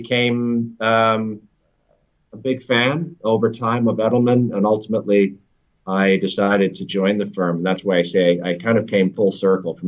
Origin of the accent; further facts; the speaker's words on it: Canada; moved away as an adult; also born or lived in Toronto / Europe; now in London, United Kingdom; I'm a Canadian living in London. I've been in the UK for almost 10 years, in Europe for the better part of 15